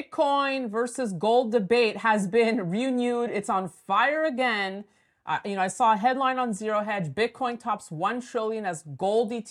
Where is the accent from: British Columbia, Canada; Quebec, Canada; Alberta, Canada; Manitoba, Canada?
Quebec, Canada; Montreal; joining me from my hometown of Montreal